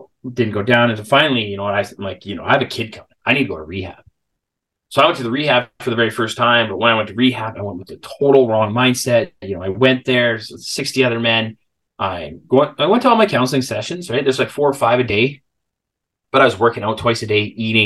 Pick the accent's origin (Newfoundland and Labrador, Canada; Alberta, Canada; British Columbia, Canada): British Columbia, Canada; Salmon Arm; I ended up moving back home. I'm from Salmon Arm, a small town of about 18,000 people.